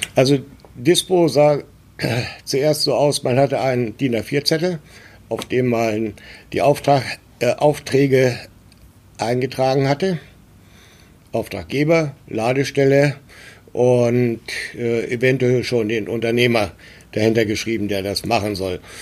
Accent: a small village near Göttingen, Lower Saxony, Germany; moved away as an adult; now in Hamburg, Germany; 1954 äh, in Göttingen und bin in einem kleinen Dorf in der Nähe von Göttingen aufgewachsen

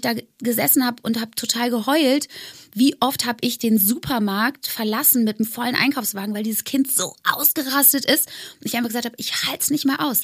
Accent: Bonn, North Rhine-Westphalia, Germany; moved away; aufs Friedrich-Ebert-Gymnasium in Bonn, wo ich aufgewachsen bin, gegangen

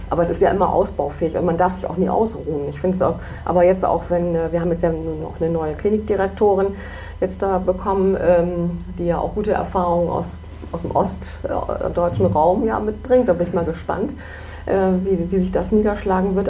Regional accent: Bremen, Germany; ich bin überzeugte Blumenthalerin und Bremen-Norderin, aber ich bin eigentlich überzeugte Bremerin

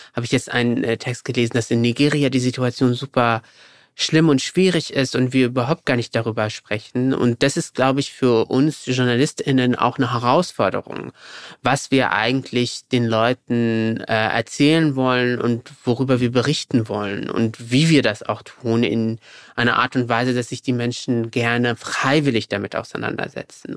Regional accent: Morocco; moved away as an adult; now in Germany; weil ich bin ja in Deutschland geboren. Meine Eltern, sogenannte GastarbeiterInnen, sind dann, als ich sieben Jahre alt war, zurück nach Marokko gegangen. Dort bin ich zur Schule gegangen und dann bin ich zum Studium zurück nach Deutschland

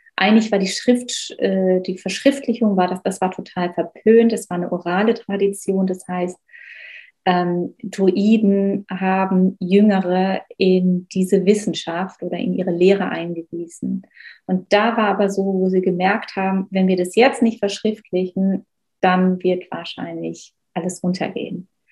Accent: Black Forest, Baden-Württemberg, Germany; ich bin im Schwarzwald groß geworden

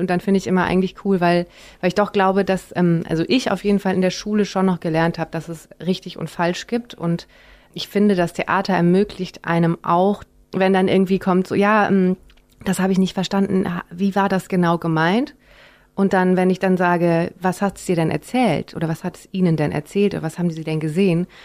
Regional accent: Rhineland, Germany; als Rheinländerin

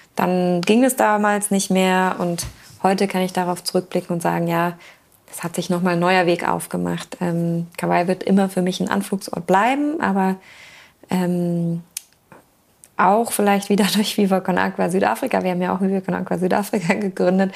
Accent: Black Forest, Baden-Württemberg, Germany; also born or lived in Hamburg; now in Wismar, Germany; ich komme aus dem Schwarzwald

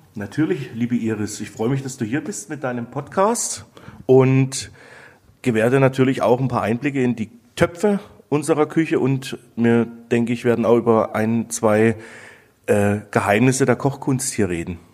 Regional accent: near Dresden, Saxony, Germany; moved away as an adult; also born or lived in Black Forest, Baden-Württemberg; now in Nesselried, Germany; Ich komme aus Sachsen, bin in Sachsen geboren, durfte in Sachsen überbetrieblich eine Ausbildung genießen

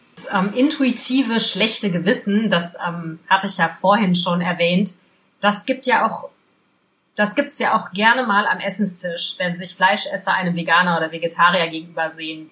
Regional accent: Belgium; ich bin in Belgien groß geworden

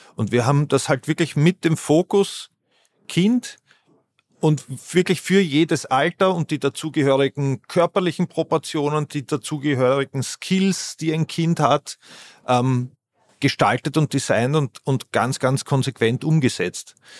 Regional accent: Vienna, Austria; Ich bin Wiener

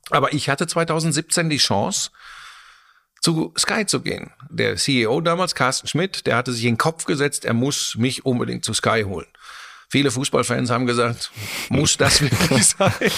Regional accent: Germany; bei uns in Deutschland

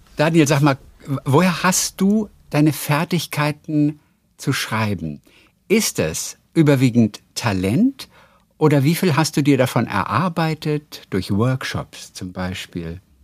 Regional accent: Northern Germany, Germany; ich komme aus, aus Norddeutschland

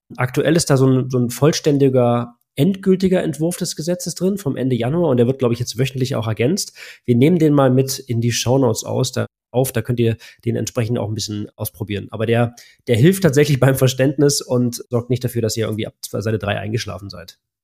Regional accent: Germany; bei uns in Deutschland

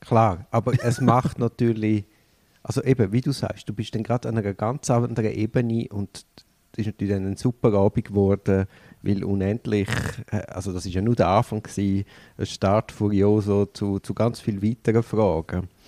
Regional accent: Switzerland; als Schweizer bist ja du ein bisschen staatsgläubig

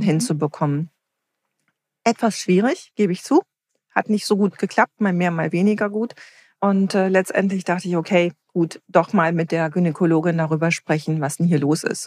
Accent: Herne, North Rhine-Westphalia, Germany; als ich ganz klein war, bin ich bei meiner Großmutter in Wanne-Eickel aufgewachsen.

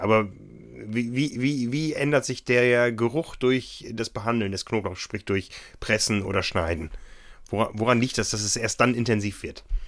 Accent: Northern Germany, Germany; In meiner Heimat gab es immer viel Grünkohl

